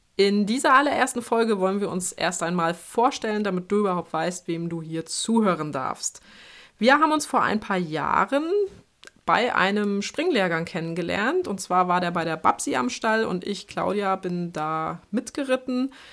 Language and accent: German; Schwerin, Mecklenburg-Vorpommern, Germany; moved away; also born or lived in Bavaria; ich habe ja lange Zeit in Bayern gewohnt, komme aber tatsächlich ursprünglich aus Norddeutschland. Also ich bin in Schwerin geboren, in Mecklenburg-Vorpommern